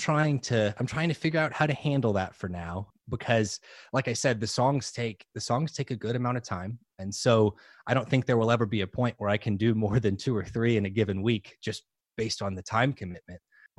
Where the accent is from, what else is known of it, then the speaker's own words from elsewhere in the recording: New Orleans, Louisiana, United States; moved away; I grew up in New Orleans. So I love New Orleans. I love New Orleans culture. I love the music. I grew up eating and singing and with a big Italian family in New Orleans.